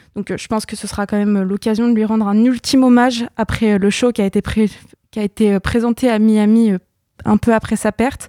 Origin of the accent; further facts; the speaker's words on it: France; je suis française